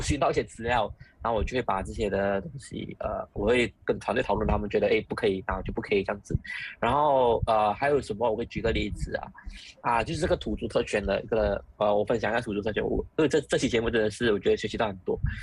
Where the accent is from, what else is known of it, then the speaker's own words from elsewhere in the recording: Malaysia; 我们马来西亚人，从小到大我们都知道什么是土著特权